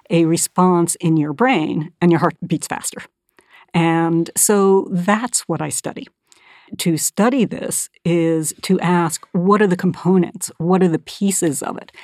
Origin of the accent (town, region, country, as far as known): Northern California, United States; born or raised there; moved away as an adult